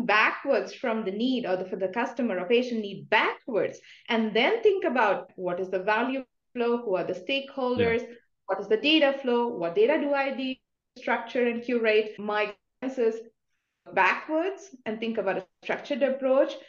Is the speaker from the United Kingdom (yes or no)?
no; India; moved away; I'm coming from India